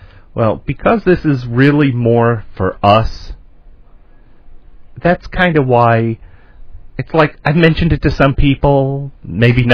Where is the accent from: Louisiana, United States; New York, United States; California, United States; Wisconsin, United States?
New York, United States; moved away; my home state of New York